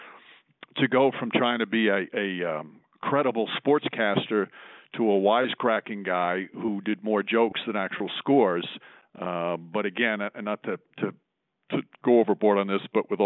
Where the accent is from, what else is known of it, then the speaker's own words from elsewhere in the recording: Yonkers, New York, United States; I listened to Imus growing up as a kid. I'm from Yonkers, New York